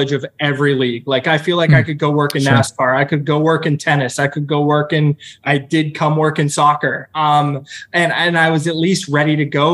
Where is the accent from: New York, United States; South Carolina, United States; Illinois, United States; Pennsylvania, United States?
Pennsylvania, United States; Pittsburgh; moved away as an adult; now in Orlando, United States; I come from Pittsburgh